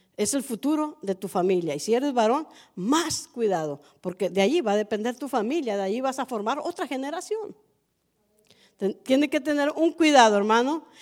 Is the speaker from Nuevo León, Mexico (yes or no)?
yes; Allende, Nuevo León, Mexico; now in Matehuala, Mexico; Yo soy de Allende, Nuevo León, 40 minutos de Monterrey